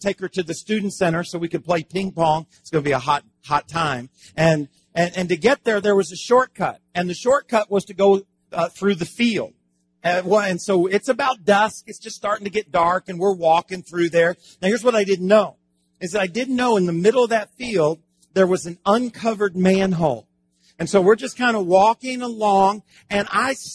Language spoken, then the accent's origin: English; Miami, Florida, United States; I am from Miami